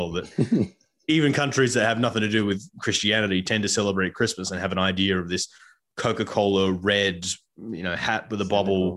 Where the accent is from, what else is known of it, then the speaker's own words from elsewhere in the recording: Canada; as a Canadian citizen